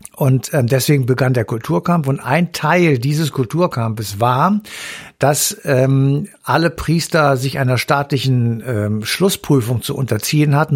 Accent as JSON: {"language": "German", "country": "Germany", "said": "bei uns in Deutschland"}